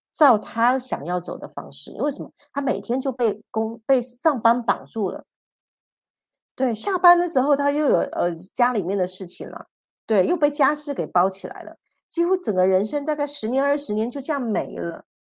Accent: Taiwan; 我们是外省人，我是外省第二代，我们的骨气是打死是不屈的

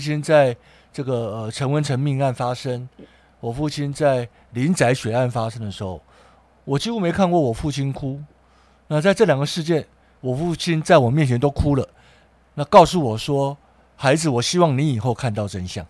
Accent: Taiwan; 我们台湾人

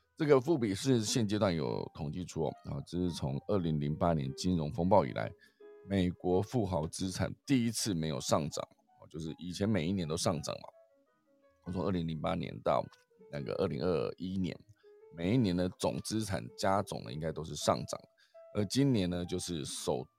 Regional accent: Taiwan; 我们台湾人

